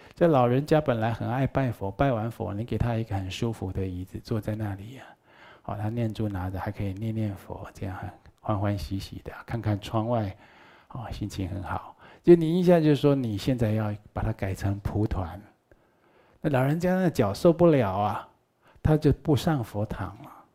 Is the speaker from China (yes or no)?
no; Taiwan; 我们台湾话叫做观音刹那